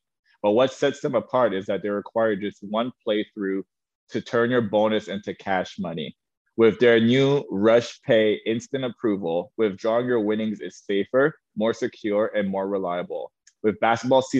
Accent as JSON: {"language": "English", "country": "Canada", "also_born_or_lived": "Omaha", "moved": "as an adult", "said": "I came from Canada"}